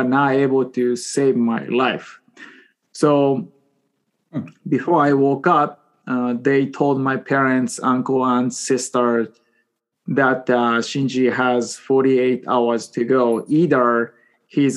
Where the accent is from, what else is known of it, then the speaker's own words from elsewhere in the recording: Japan; English is a second language; moved away as an adult; now in Seattle, United States; I was born and raised in Japan until 22 years old.